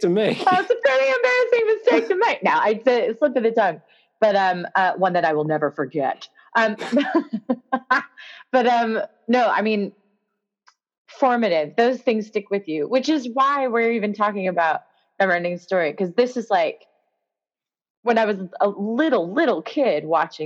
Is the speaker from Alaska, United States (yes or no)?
no; near Visalia, California, United States; moved away as an adult; now in London, United Kingdom; near Visalia in California, where I grew up